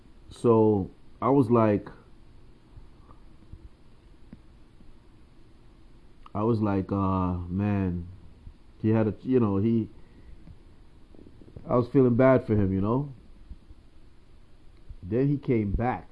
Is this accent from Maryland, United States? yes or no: no; New York, United States; I'm from New York